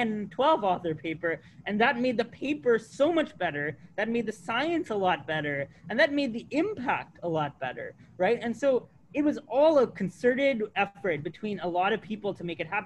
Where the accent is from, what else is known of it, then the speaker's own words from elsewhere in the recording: United States; moved away as an adult; also born or lived in Massachusetts; I grew up on the Alabama-Georgia border